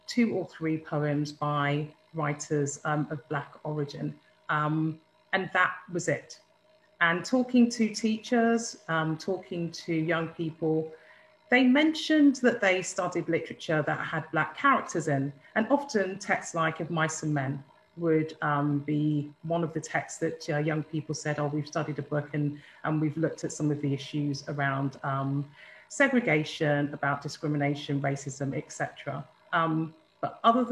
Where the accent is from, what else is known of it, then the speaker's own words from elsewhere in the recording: Birmingham, West Midlands, United Kingdom; I'm from Birmingham